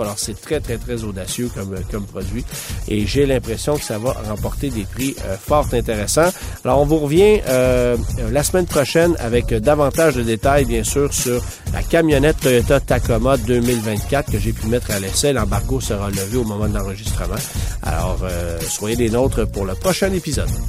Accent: Canada; chez nous, au Canada

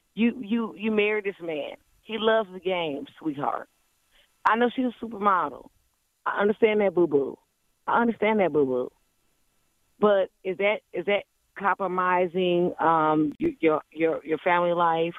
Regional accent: Cleveland, Ohio, United States; I'm from Cleveland

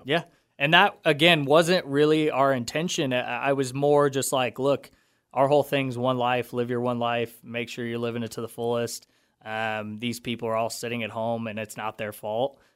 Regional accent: Wichita, Kansas, United States; also born or lived in Denver; I'm from Wichita. Uh, I actually went to school my entire life right next door at the independent school.

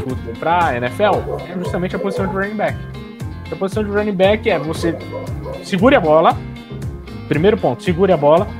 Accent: ABC Paulista, São Paulo, Brazil; Eu sou da ABC Paulista

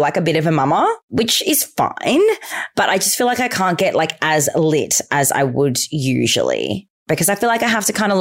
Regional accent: Melbourne, Victoria, Australia; I'm from Melbourne, Australia

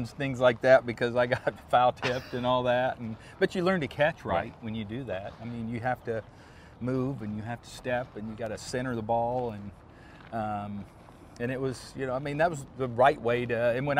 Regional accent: Illinois, United States; the local towns around where we grew up in Illinois

